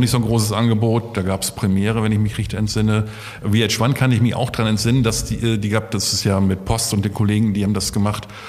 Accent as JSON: {"language": "German", "town": "Osnabrück", "region": "Lower Saxony", "country": "Germany", "tie": "born or raised there", "also_born_or_lived": "Göttingen", "moved": "as an adult", "lives_now": "Essen, Germany", "said": "ich bin äh, in Osnabrück geboren, also in der totalen Provinz, habe da mein Abitur gemacht, bin am letzten Tag nach meinem Abitur gleich abgehauen"}